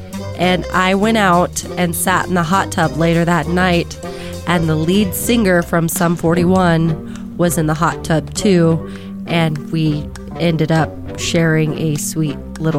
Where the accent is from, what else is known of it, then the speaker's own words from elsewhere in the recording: Nebraska, United States; moved away; So yeah, I was 17. Me and my family, we came to Rapid from Nebraska